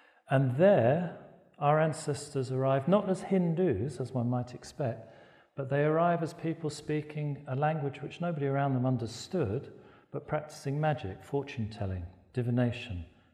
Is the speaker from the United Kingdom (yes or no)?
yes; Cardiff, Wales, United Kingdom; also born or lived in Baku, Azerbaijan; now in Istanbul, Turkey; I am also Welsh Gypsy. I was born in Cardiff in 1961